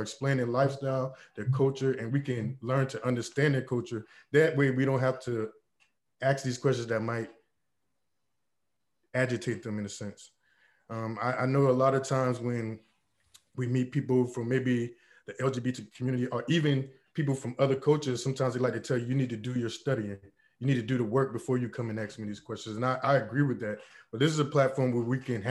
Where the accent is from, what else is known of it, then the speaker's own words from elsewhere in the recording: Charleston, South Carolina, United States; accent: Geechee; I'm from Gullah Geechee culture, Charleston, South Carolina.